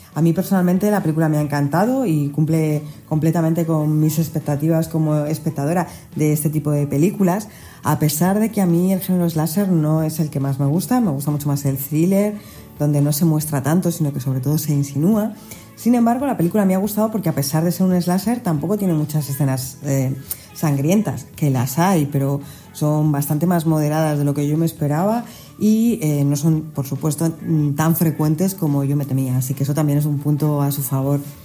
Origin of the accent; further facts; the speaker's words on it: Spain; nosotros como españoles